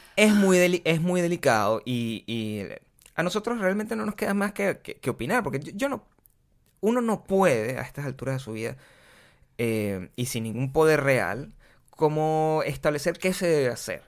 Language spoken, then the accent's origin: Spanish; Venezuela; moved away; also born or lived in Caracas; yo soy súper venezolano